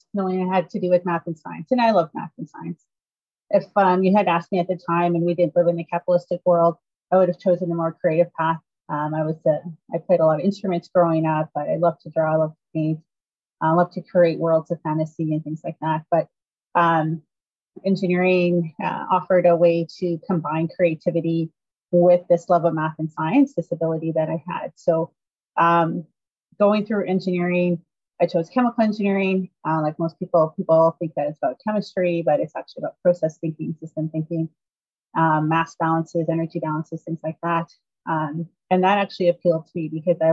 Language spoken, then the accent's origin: English; Northern Alberta, Canada; I grew up in Northern Alberta